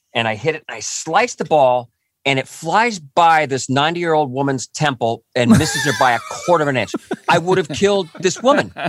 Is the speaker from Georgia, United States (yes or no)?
no; Orange County, California, United States; I grew up near Disneyland in, in Orange County, and I, I just, that was my childhood was there